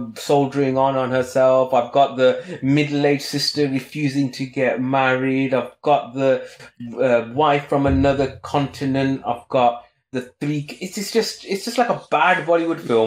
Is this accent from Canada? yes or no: no; United Kingdom; being a Brit and being a bit acerbic and sarcastic and grumpy